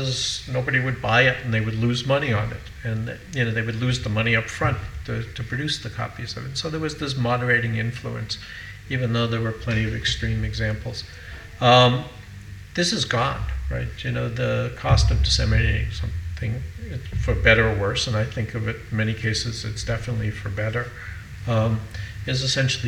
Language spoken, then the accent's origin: English; United States; I'm an American